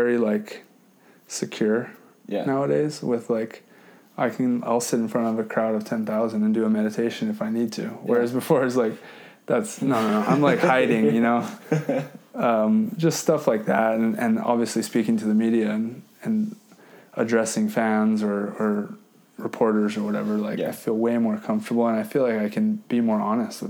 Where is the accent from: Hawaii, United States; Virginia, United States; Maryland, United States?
Hawaii, United States; I grew up in Hawai’i